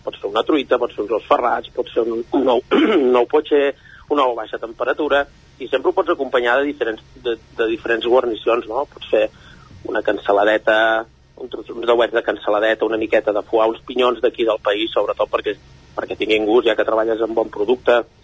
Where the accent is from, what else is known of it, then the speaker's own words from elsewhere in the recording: Castellterçol, Catalonia, Spain; jo soc procedent de Castellterçol